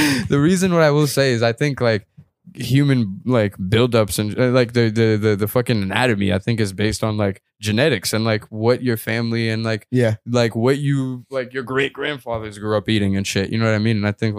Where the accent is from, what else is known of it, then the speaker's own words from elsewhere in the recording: Ethiopia; I grew up in Ethiopia, like I told you.